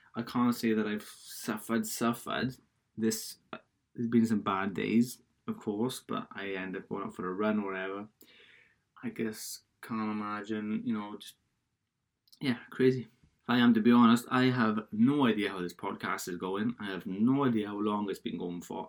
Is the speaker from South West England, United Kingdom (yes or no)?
no; Wales, United Kingdom; accent: Welsh; I'm Welsh, so I guess I guess if, if you didn't know that from my accent by now